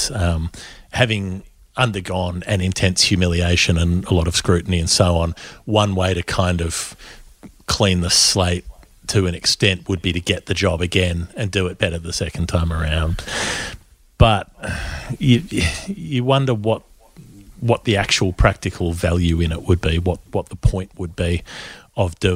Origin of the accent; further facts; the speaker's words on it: New Zealand; I'm from New Zealand